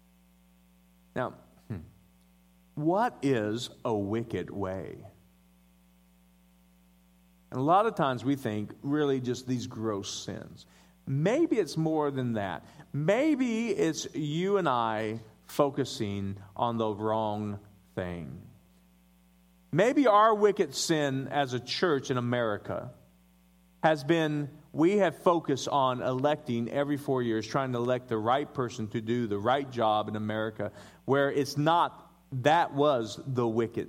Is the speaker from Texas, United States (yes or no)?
no; Denver, Colorado, United States; I was born in Denver, Colorado.